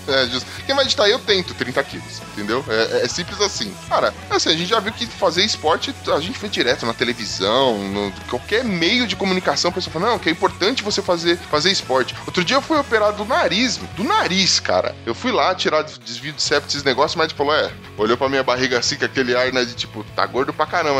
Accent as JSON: {"language": "Portuguese", "region": "São Paulo", "country": "Brazil", "said": "a gente é da Zona Leste de São Paulo"}